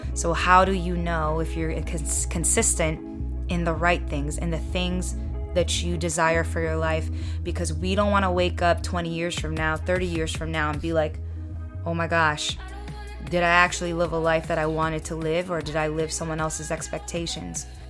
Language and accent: English; United States; I'm second generation Filipino American. I was born here in the States, and I don't speak the native language